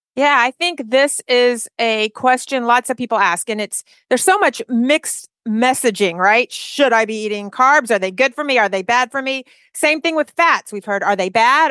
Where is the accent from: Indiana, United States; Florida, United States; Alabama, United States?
Alabama, United States; we're from Alabama.